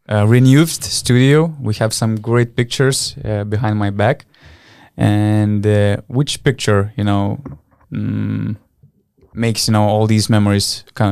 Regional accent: Panevėžys, Panevėžys County, Lithuania; English is a second language; making fun of hotel walls in Panevėžys, because Panevėžys is my hometown. So, you know, it was painful for me to hear

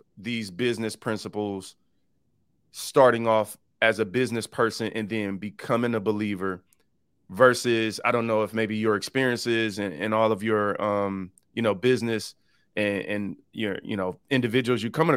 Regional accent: Detroit, Michigan, United States; I grew up in a typical inner city in Detroit

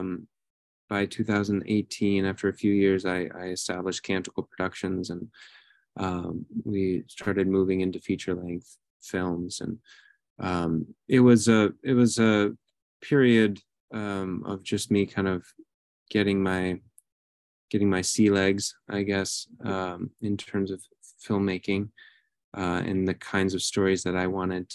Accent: Wisconsin, United States; moved away as an adult; also born or lived in Florida / New York City, United States; now in Bismarck, United States; I grew up in Wisconsin

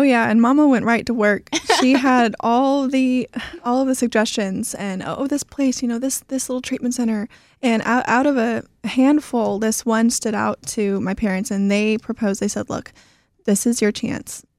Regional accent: Houston, Texas, United States; also born or lived in Russia; I grew up right here in Houston

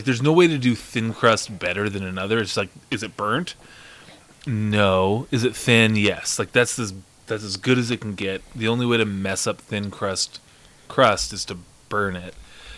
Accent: Shelby, Montana, United States; I'm from Shelby.

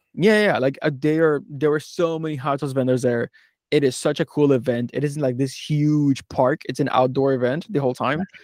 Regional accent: Philadelphia, Pennsylvania, United States; I'm from Philadelphia, I was in New Mexico

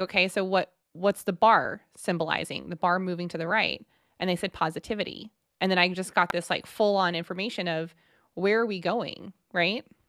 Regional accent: Texas, United States; We're so from Texas

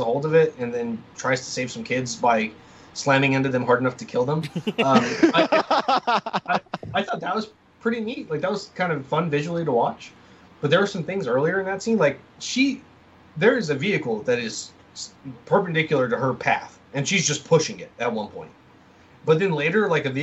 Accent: New Mexico, United States; I'm from New Mexico.

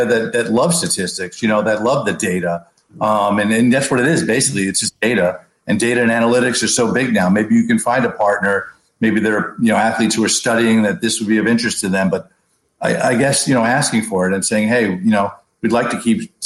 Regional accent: New York City, New York, United States; moved away; I grew up in New York City

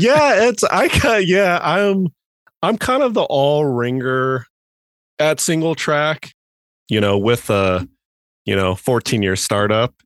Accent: Grand Junction, Colorado, United States; also born or lived in Denver, Colorado; moved to Junction when I was, like, eight. Been here pretty much the entire time

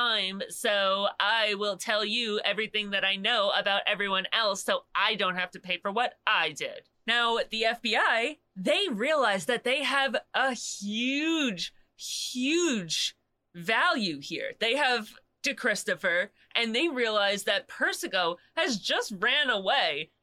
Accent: Long Island, New York, United States; I'm from Long Island, born and raised

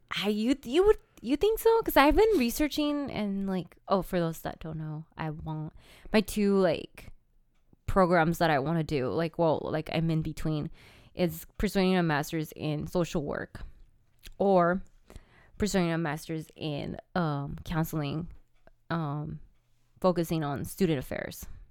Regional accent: California, United States; I was born in California. I'm Californian

